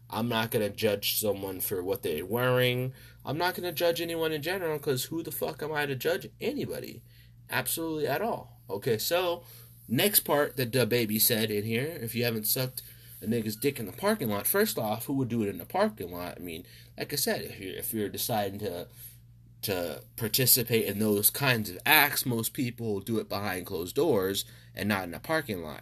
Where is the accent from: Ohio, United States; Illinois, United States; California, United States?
California, United States; I'm from California, I'm from the United States